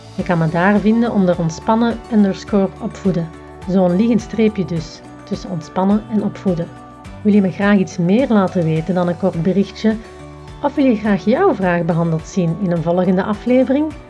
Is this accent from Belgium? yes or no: yes; the Campine, Flanders, Belgium; moved away as an adult; also born or lived in another part of Belgium (20 years); Ik ben namelijk opgegroeid in de Kempen, noorden van België